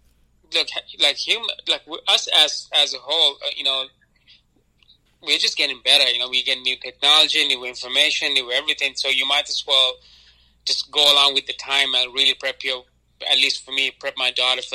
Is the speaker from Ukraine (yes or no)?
no; Sri Lanka; now in United States; if I'm Sri Lankan, you know, when I grew up in Sri Lanka